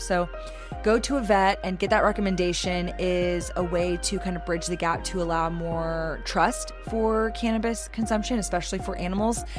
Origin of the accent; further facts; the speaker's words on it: Austin, Texas, United States; growing up in Austin, loving live music